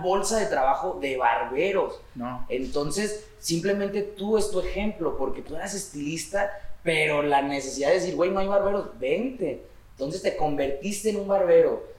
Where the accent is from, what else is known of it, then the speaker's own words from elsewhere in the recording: Guadalajara, Jalisco, Mexico; venimos del barrio, o sea, venimos del barrio. Oblatos. Oblatos Hills